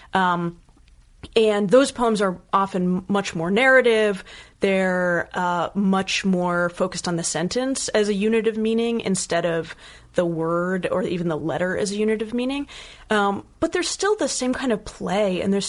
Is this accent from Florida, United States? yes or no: no; Bethesda, Maryland, United States; moved away as an adult; I'm from Maryland. Yeah. I'm from Bethesda outside of DC